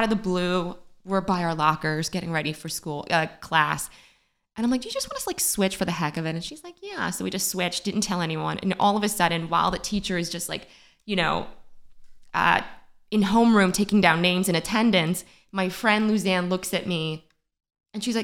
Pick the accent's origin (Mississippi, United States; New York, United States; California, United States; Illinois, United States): New York, United States; New York City; I grew up in the Bronx, mm-hmm. Crotona Avenue, 1916 Crotona Avenue on near Tremont in Crotona mm-hmm. Park